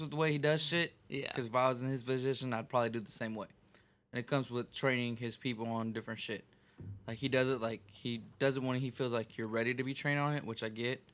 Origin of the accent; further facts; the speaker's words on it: Texas, United States; I'm from Texas.